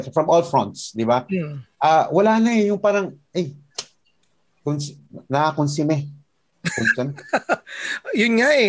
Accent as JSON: {"language": "Tagalog", "country": "Philippines", "said": "uh, you feel proud of being a Filipino, but at the same time, uh, you don't forget what we're going through."}